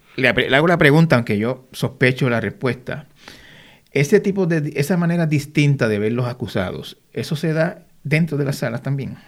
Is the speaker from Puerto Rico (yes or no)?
yes; Puerto Rico